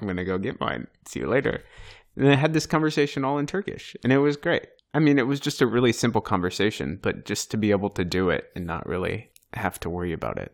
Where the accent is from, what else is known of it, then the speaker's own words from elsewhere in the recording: United States; first language English; moved away as an adult; now in Turkey; we're just Americans